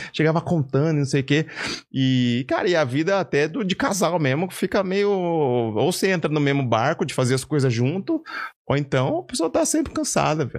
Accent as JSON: {"language": "Portuguese", "town": "Caçapava", "region": "São Paulo", "country": "Brazil", "tie": "born or raised there", "also_born_or_lived": "Curitiba", "moved": "yes", "said": "morava aqui no interior de São Paulo, Caçapava."}